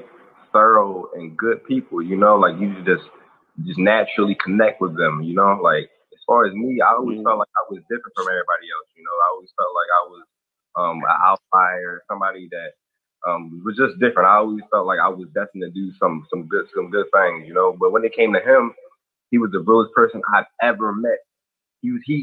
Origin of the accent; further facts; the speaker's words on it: New Jersey, United States; also born or lived in Owings Mills, Maryland; now in Maryland, United States; I was born, but I was raised in New Jersey for majority of my life